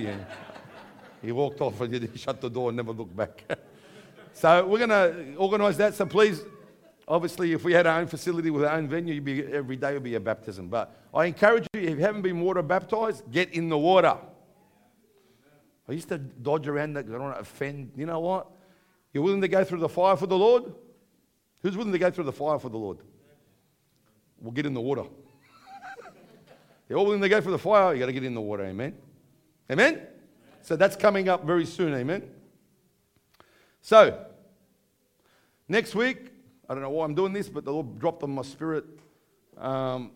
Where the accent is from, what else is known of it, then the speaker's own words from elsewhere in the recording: Bankstown, New South Wales, Australia; accent: Aussie; we come along from Bankstown.